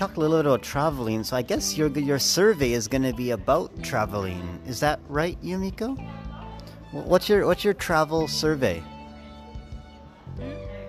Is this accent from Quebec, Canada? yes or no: no; Saskatchewan, Canada; That's my hometown. Home province.